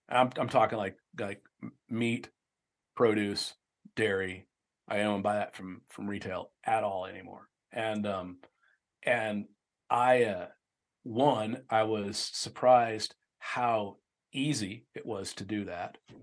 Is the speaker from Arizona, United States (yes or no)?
yes; Tempe, Arizona, United States; I grew up in Tempe